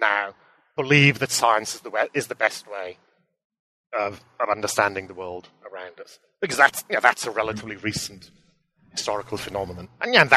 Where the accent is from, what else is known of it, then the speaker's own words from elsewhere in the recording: Aberystwyth, Wales, United Kingdom; also born or lived in Cambridge; I was actually born and bred locally. I grew up in Aberystwyth